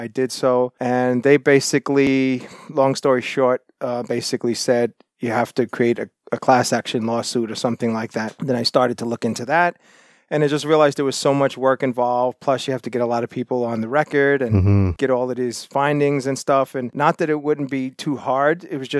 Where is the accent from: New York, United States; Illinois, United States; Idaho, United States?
New York, United States; Brooklyn; moved away as an adult; now in Toronto, Canada; I'm originally from New York City, Brooklyn, New York. Lived in Toronto and suburb areas for quite a long time. I moved to Toronto in 94